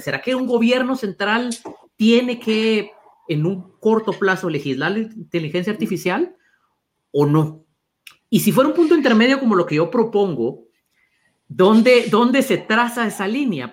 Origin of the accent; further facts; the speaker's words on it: Guatemala; los dos somos guatemaltecos